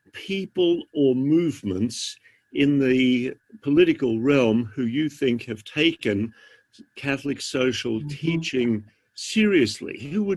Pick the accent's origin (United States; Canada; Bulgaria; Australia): Australia; accent: Australian; I wasn't going to mention it in case my accent has faded.